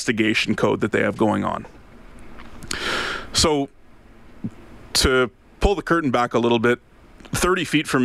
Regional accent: Ottawa, Ontario, Canada; moved away as an adult; now in Alberta, Canada; Ottawa, which happens to be my hometown

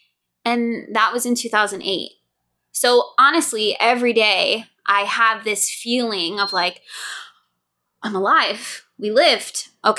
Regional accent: New York, United States; I lived in New York, so I'm from New York. I was in New York for 9/11. I was on Long Island for that, which thankfully we were all safe.

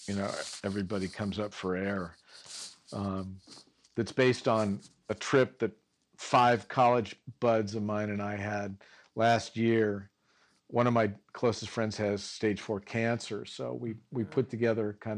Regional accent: Santa Monica, California, United States; I grew up in Santa Monica, and I went to school in the Valley

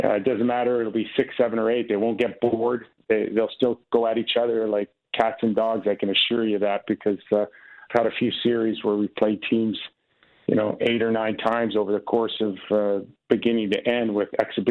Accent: Canada; I'm Canadian. Yes, I was born in Canada

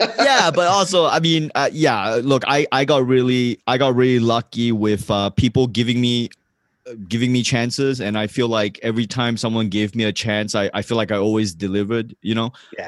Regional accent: Johor Bahru, Johor, Malaysia; first language English; also born or lived in Singapore; I woke up in Malaysia, Johor Bahru. I would take the school bus to Singapore in the morning.

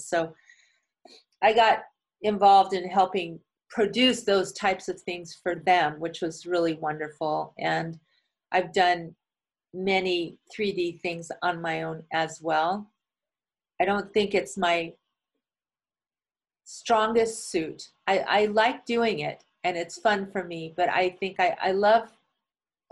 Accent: United States; I was from America

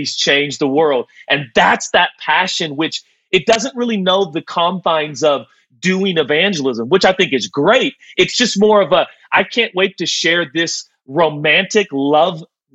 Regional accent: Portland, Oregon, United States; I was born and raised in Portland.

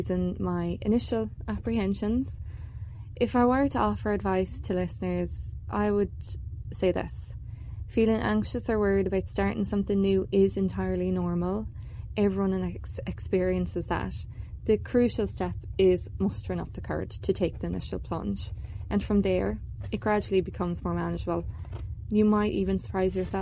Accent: Ireland; now in Canada; my own experiences growing up in Ireland where winter sports were limited

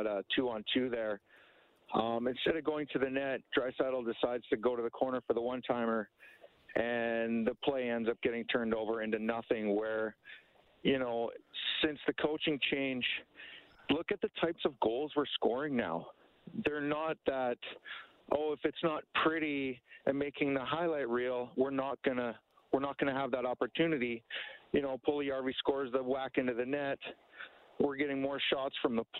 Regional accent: Canada; now in Fernie, Canada; we're Canadian

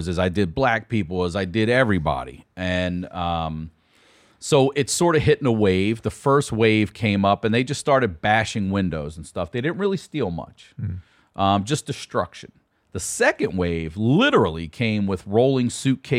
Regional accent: Baltimore, Maryland, United States; now in Santa Monica, United States; I'm from Baltimore

